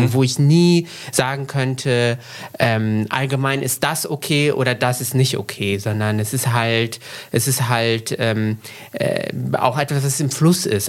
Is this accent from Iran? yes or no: no; central Morocco, Morocco; moved away; also born or lived in Frankfurt am Main, Germany; ich bin aufgewachsen in Zentralmarokko in den 90er Jahren in einer sehr konservativen Stadt